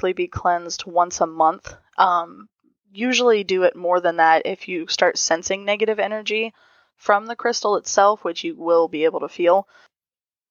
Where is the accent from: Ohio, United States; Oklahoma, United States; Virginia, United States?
Ohio, United States; I'm from Ohio